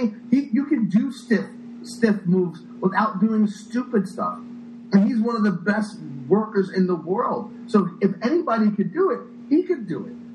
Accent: United States; I'm an American

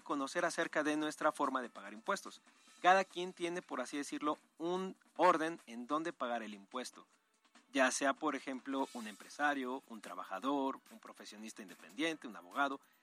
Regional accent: Mexico; Esa es una obligación que ya tenemos por mexicanos

